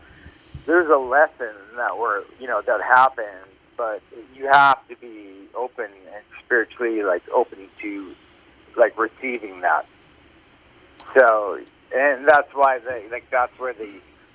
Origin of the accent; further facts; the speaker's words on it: Plymouth, Massachusetts, United States; Yeah, and, you know, I grew up in Massachusetts, man. I grew up in Plymouth, Massachusetts. And I went to college in Maine